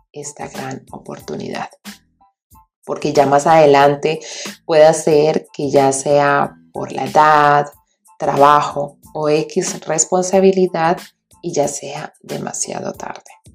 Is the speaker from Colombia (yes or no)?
yes; Colombia; moved away as an adult; also born or lived in Bucaramanga, Santander; now in Germany; soy colombiana